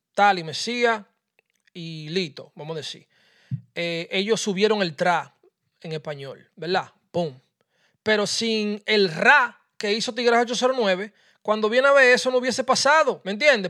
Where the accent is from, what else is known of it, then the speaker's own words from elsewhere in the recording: Dominican Republic; yo soy dominicano